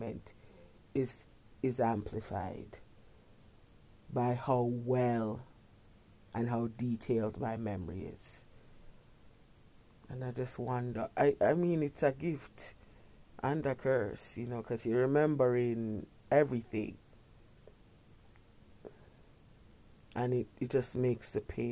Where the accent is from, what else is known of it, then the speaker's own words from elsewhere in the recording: Kingston, Jamaica; When I was a little girl, I grew up in Kingston